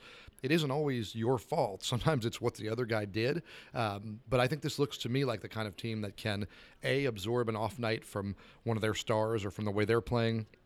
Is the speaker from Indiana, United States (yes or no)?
no; New Jersey, United States; moved away; growing up in New Jersey